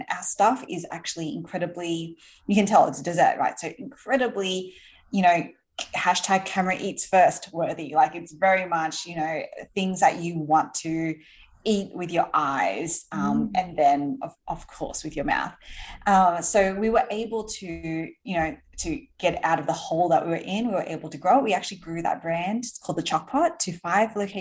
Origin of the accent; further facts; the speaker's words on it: Sydney, New South Wales, Australia; moved away as an adult; now in New York City, United States; I grew up in Sydney in Australia.